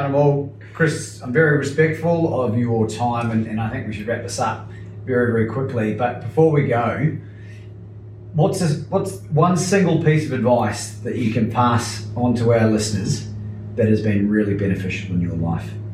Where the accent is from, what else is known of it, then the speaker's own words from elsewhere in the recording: New Zealand; being a New Zealander